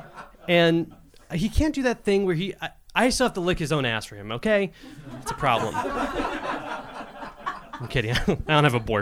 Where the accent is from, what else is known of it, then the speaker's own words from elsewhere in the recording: Cleveland, Ohio, United States; I grew up in Cleveland, was here for 5 years, and I moved back to Cleveland because of money